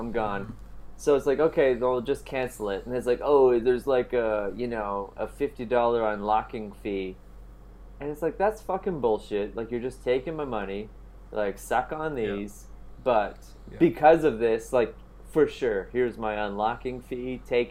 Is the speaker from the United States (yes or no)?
no; Canada; now in Italy; I'm living in Italy right now. Like, I'm from Canada.